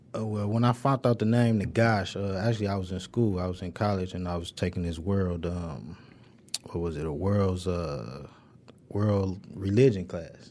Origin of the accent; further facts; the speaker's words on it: Detroit, Michigan, United States; I'm from the west side. I went to Northwestern and Murray Wright High School, so from the Linwood, Dexter area.